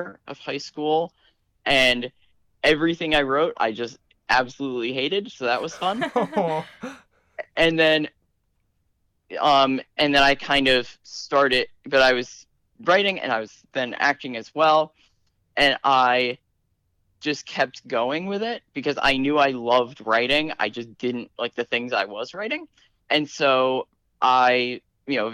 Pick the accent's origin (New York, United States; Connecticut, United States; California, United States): Connecticut, United States; I'm from Connecticut.